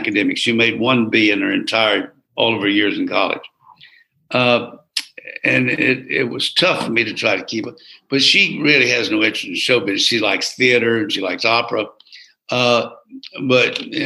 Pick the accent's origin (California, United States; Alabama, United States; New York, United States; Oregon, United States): Alabama, United States; Geneva; moved away as an adult; also born or lived in Troy, Alabama; WGEA in Geneva, Alabama